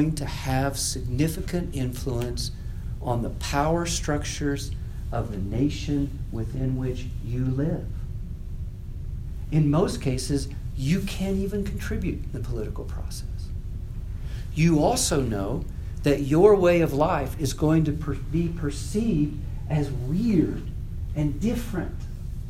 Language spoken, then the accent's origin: English; United States; moved away as an adult; also born or lived in Austria / Poland; the longer we lived outside the United States, the less like Americans we became